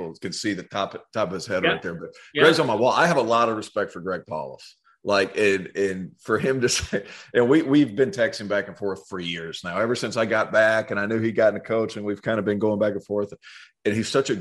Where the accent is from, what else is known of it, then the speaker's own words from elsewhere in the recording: Tennessee, United States; moved away; where I grew up in Tennessee, like college sports was the thing